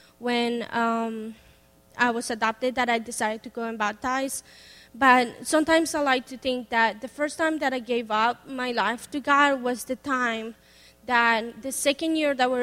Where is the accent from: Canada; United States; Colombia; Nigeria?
Colombia; Bogota; first language Spanish; English is a second language; moved away; So I'm from Colombia, Bogota. Obviously, they speak Spanish, so my first language is Spanish, and my second language is English. So I was born there.